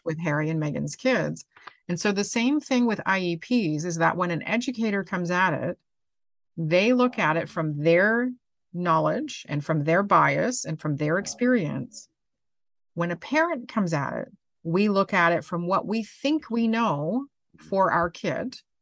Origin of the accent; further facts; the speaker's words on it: Canada; I'm Canadian